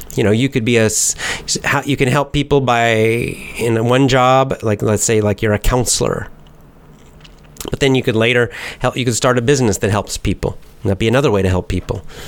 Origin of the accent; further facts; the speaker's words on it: United States; I'm American